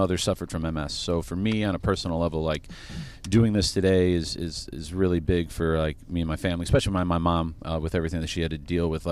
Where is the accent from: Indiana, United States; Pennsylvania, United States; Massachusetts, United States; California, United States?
Indiana, United States; Crown Point; we're from Crown Point, Indiana